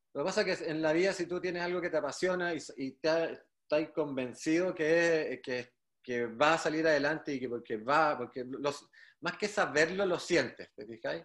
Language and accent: Spanish; Viña del Mar, Valparaíso, Chile; yo soy reñaquino de toda mi vida, o sea, nací, bueno, nací en Viña, mientras mi papá se hacía en la casa en Reñaca, entonces siempre estuve ligado a la playa y el mar, desde chico